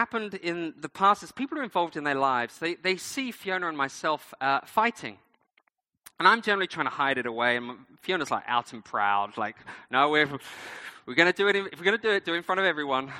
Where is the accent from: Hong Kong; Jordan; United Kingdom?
United Kingdom; I'm British